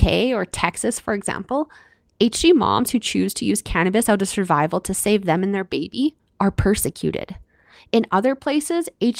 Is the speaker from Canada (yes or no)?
yes; Canada; I'm your Canadian host